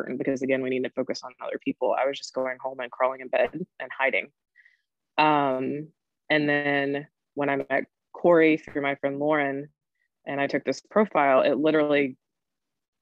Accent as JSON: {"language": "English", "region": "North Carolina", "country": "United States", "said": "I'm originally from North Carolina. And I was raised by my grandmother"}